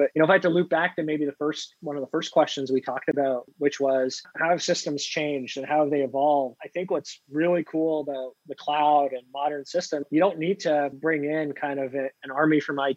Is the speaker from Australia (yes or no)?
no; Canada; now in Pittsburgh, United States; I'm a Canadian living in Pittsburgh